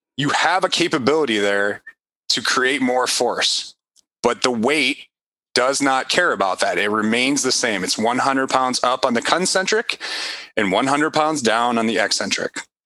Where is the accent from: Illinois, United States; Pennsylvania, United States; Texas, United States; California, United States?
Illinois, United States; Chicago; I'm from Chicago